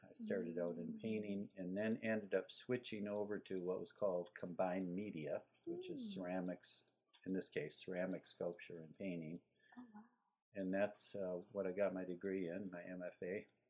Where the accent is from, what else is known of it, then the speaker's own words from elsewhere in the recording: Wisconsin, United States; I grew up in Wisconsin. Mm-hmm. So I was born in Wisconsin.